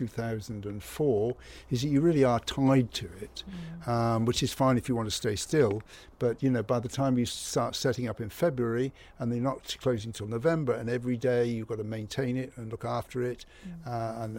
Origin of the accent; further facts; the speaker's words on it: Cornwall, South West England, United Kingdom; now in Ibiza, Spain; I come from Cornwall